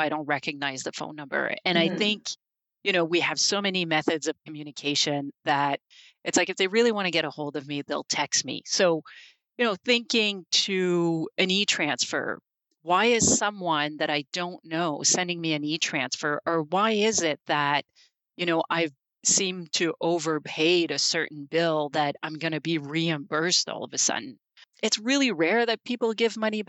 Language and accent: English; Canada; we're Canadian